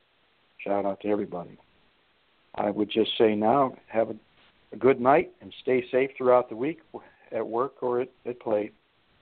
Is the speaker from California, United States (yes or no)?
no; Youngstown, Ohio, United States; moved away; also born or lived in Flint, Michigan; my hometown, Youngstown down there, where I grew up